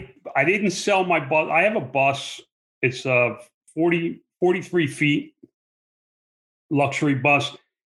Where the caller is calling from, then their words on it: Fort Mojave, Arizona, United States; I'm calling in from Fort Mojave, Arizona. It's the middle of the desert.